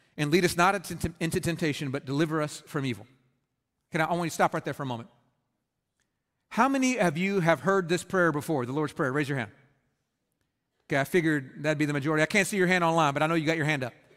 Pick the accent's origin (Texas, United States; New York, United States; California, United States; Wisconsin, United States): Texas, United States; Red Oak; I grew up in Red Oak, Texas